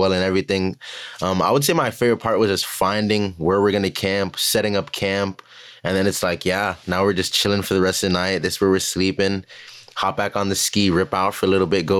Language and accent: English; Florida, United States; I'm from Florida